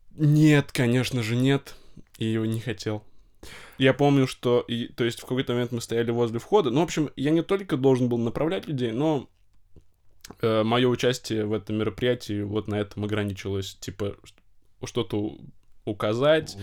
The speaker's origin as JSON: {"language": "Russian", "town": "Novosibirsk", "region": "Novosibirsk Oblast", "country": "Russia", "said": "я из Новосибирска учился в Новосибирском государственном педагогическом университете"}